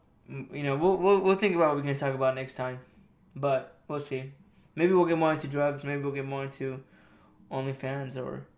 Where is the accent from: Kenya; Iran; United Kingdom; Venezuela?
Iran; moved away; I was raised in Iran. I came here and I got really Americanized.